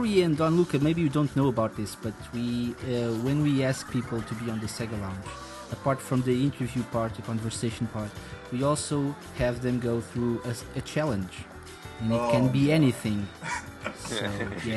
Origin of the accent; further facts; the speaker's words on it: Portugal; I'm from Portugal.